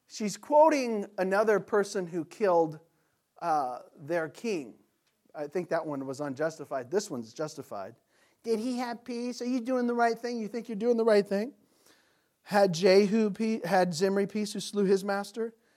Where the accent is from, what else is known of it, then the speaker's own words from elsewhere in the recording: United States; we're American Christians